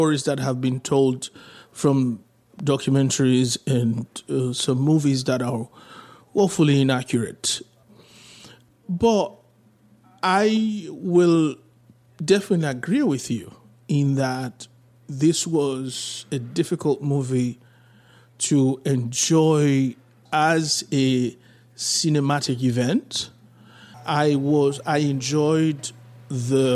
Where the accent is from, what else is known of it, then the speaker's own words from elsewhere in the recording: Haiti; I was born in Haiti